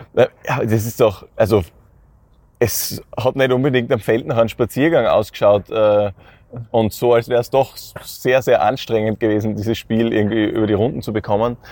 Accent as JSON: {"language": "German", "area": "north of Graz", "region": "Styria", "country": "Austria", "said": "ich komme jetzt ein bisschen aus dem Norden von Graz"}